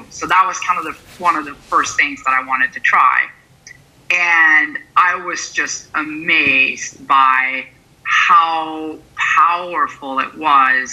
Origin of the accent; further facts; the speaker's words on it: Sweden; moved away as an adult; now in San Francisco, United States; I'm originally from Sweden, which is a small country in the far north, quite far from where I am today in San Francisco, California